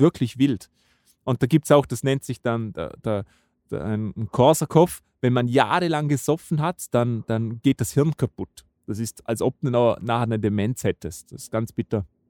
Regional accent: Vorarlberg, Austria; bei uns in Vorarlberg

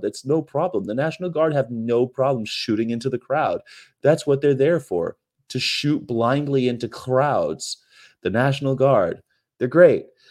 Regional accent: California, United States; as a Californian

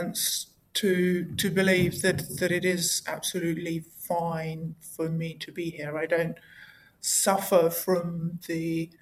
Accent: Russia; moved away; I'm not English or American. I actually was born and raised in Soviet Russia

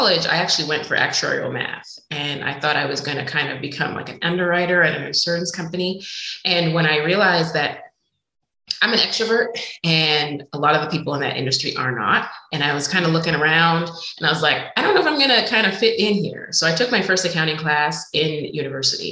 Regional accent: Montreal, Quebec, Canada; moved away; I'm originally from Montreal, Canada

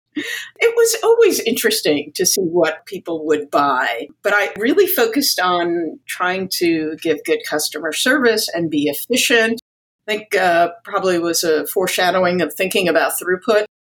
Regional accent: New York, United States; I was born in New York, a product of Greek immigrants, and grew up in a bilingual household

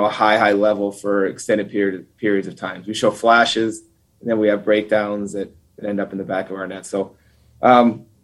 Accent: Duluth, Minnesota, United States; moved away as an adult; I grew up in Duluth, Minnesota

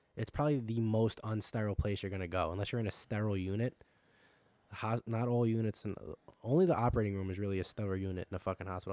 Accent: Long Island, New York, United States; I'm fucking from Long Island

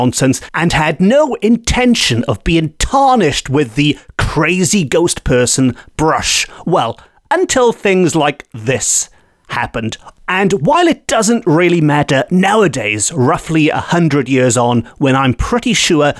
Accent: Port Talbot, Wales, United Kingdom; my hometown of Port Talbot

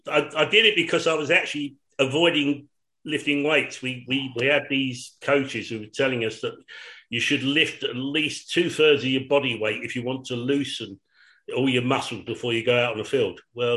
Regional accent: London, United Kingdom; I come from Shoreditch.

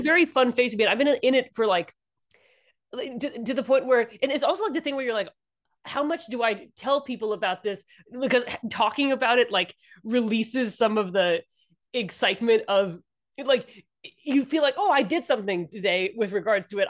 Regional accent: Washington, District of Columbia, United States; also born or lived in Indianapolis; I grew up, uh, D C and, um, my, my family is from the Midwest

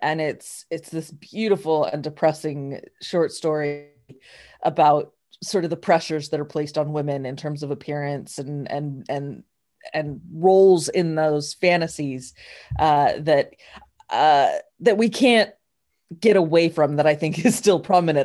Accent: New Mexico, United States; I'm from New Mexico

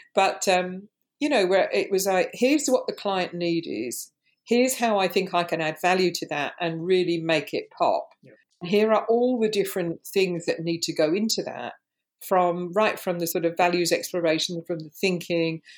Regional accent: London, United Kingdom; Growing up in London in the 60s, I lived in areas of high racial tension and diverse forms of cultural expression.

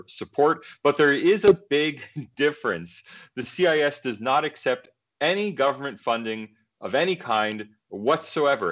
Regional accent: United States; moved away as an adult; now in Australia; as an American, and of course, you know, we Americans are very attached to our freedom of speech. As an American, I was a bit surprised coming to Australia

